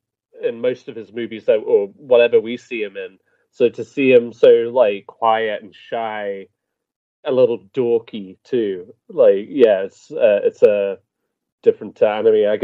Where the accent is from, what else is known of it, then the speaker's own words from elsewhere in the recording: United Kingdom; I'm British.